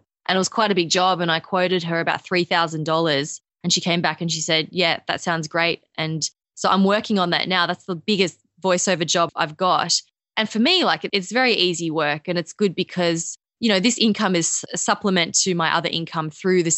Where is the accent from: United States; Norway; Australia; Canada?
Australia; accent: Australian; I'm Australian.